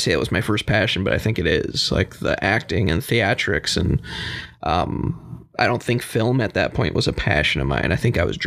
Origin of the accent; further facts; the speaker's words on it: DeWitt, Michigan, United States; I grew up in DeWitt, Michigan. It's a small town just north of Lansing.